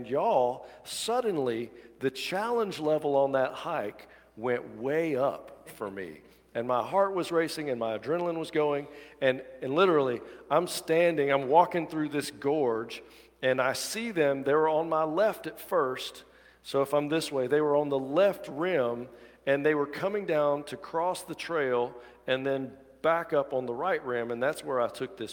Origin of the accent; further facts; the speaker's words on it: Dadeville, Alabama, United States; I grew up in Dadeville, Alabama